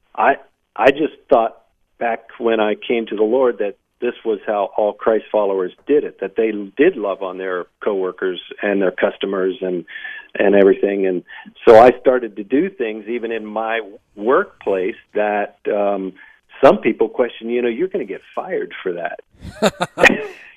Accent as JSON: {"language": "English", "town": "Warren", "region": "Ohio", "country": "United States", "tie": "born or raised there", "said": "I was born in Northeast Ohio, a uh, small labor town uh, called Warren"}